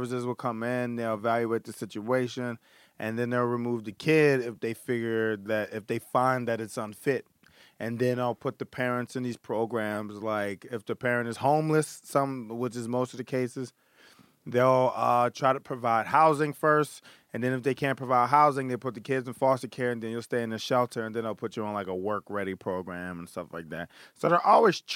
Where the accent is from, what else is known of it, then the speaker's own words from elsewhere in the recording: Philadelphia, Pennsylvania, United States; Grew up in Philadelphia